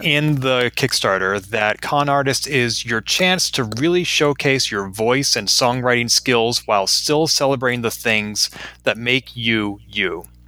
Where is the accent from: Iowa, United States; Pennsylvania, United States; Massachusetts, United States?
Massachusetts, United States; Boston; Boston, my hometown